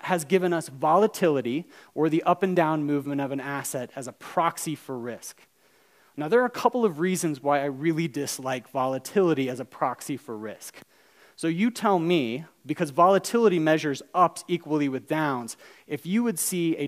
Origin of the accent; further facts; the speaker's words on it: Alabama, United States; I'm from Alabama